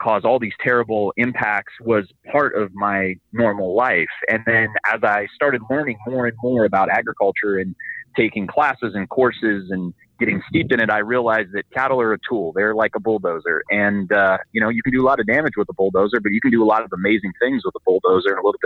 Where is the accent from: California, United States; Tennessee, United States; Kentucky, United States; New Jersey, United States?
California, United States; Bay Area; I'm from the Bay Area as well